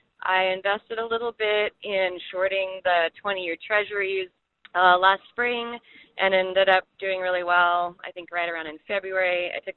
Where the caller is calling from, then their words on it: Arcata, California, United States; I'm calling from Arcata, California.